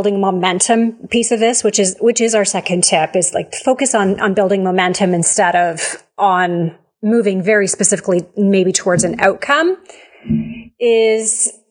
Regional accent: Canada; We're Canadian. I live up in the, like, near the mountains.

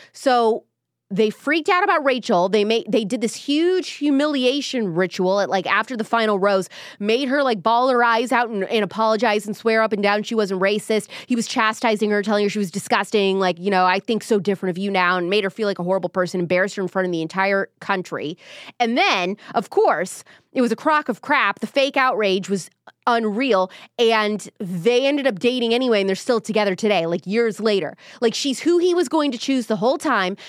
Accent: Midwest, United States; moved away; I'm from the Midwest too

